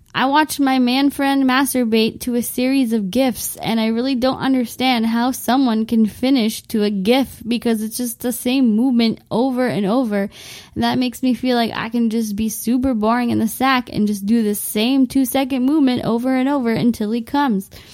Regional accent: Windsor, Ontario, Canada; my hometown of Windsor, Ontario

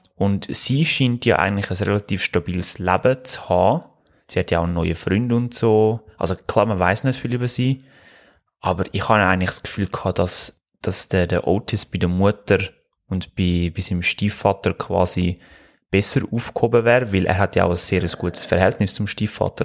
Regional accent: Switzerland; bei uns in der Schweiz

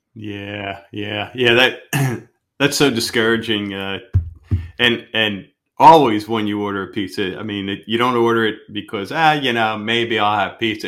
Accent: West Chester, Pennsylvania, United States; we're from Westchester, Pennsylvania

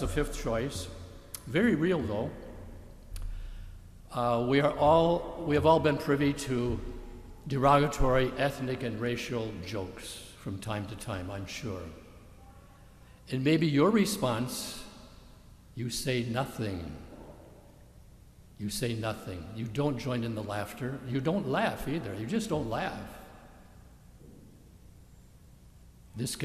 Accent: Michigan, United States; my home state of Michigan

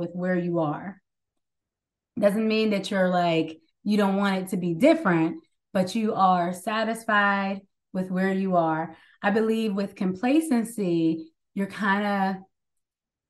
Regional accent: Pittsburgh, Pennsylvania, United States; now in Maryland, United States; I live currently in the DMV, Maryland area, but I'm from Pittsburgh, Pennsylvania

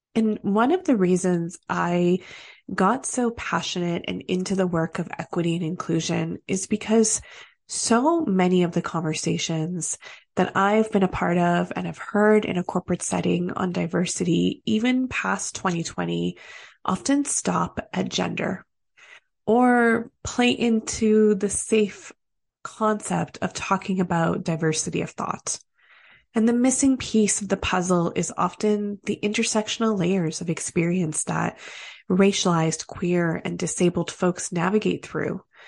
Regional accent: Canada; As Canadian as we are

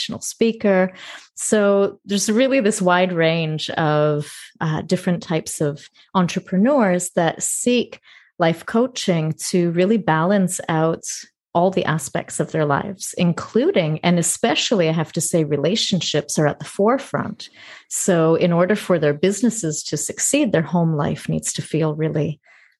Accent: Toronto, Ontario, Canada; moved away as an adult; also born or lived in northern Greece; now in Greece; I was born and raised in Toronto, Canada. And for the last 6 years, I've been living in Greece, in northern Greece

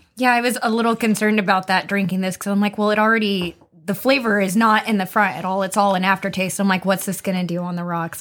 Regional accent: United States; I'm, I'm American, I was born in the U S.

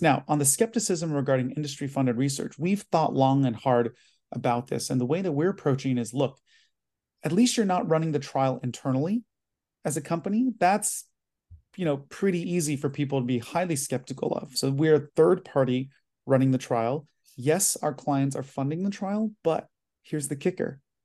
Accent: United States; I'm Chinese American, first generation

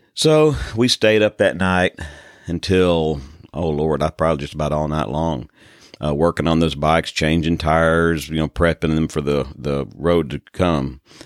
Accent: United States; I'm an American

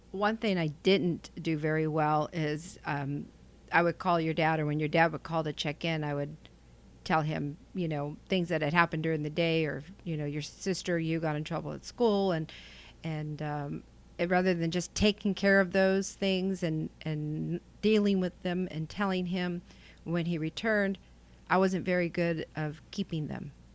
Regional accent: Selma, California, United States; moved away as an adult; now in Clovis, United States; I'm from Selma, and that's where Station eighty-three was located. Come from a very close-knit, big, huge, loud family.

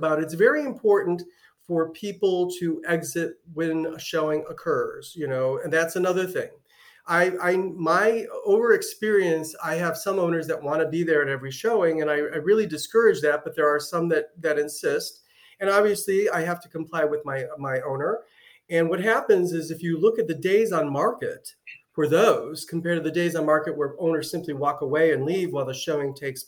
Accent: Cleveland, Ohio, United States; now in Southwest Florida, United States; I'm from Cleveland

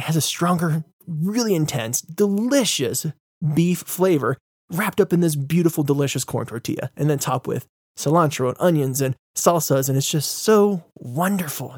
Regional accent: United States; I'm American

